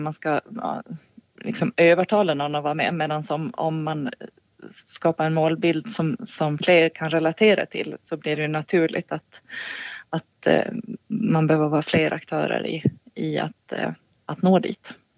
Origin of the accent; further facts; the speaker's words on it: Gotland, Sweden; moved away as an adult; jag är 40 40 år, född och uppvuxen på Gotland